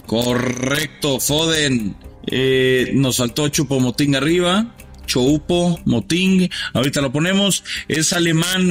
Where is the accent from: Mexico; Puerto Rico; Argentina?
Mexico